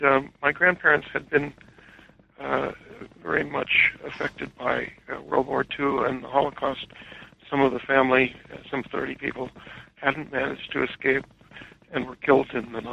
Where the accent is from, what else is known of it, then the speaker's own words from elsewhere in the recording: Los Angeles, California, United States; moved away as an adult; I grew up in Los Angeles.